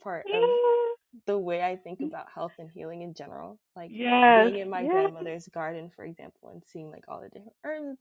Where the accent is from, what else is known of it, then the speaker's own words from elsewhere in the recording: South Florida, United States; I'm actually the daughter of Jamaican immigrants, and I grew up in South Florida